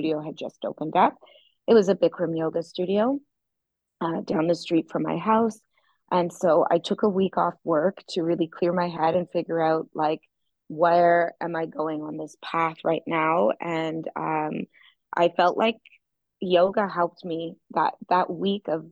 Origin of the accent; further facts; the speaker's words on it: Toronto, Ontario, Canada; now in Florianópolis, Brazil; I'm from Toronto, Canada